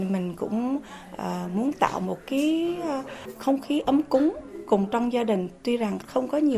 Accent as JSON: {"language": "Vietnamese", "country": "Vietnam", "moved": "yes", "lives_now": "United States", "said": "mình là người Việt Nam, đi đâu cũng là người Việt Nam và là mình không muốn mất cái nguồn cội"}